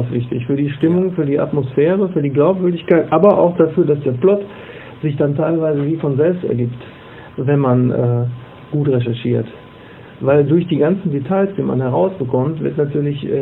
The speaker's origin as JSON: {"language": "German", "town": "Wesel", "region": "North Rhine-Westphalia", "country": "Germany", "tie": "born there", "said": "es gibt äh, ja mehrere Romane, die in meiner Geburtsstadt äh, spielen, äh, wo ich mir dann immer sicher war. Und meine Frau sagt immer, wenn du dir sicher bist, dann guck nochmal nach. Äh, wo dann wirklich 15-Jährige, die jetzt in Wesel leben"}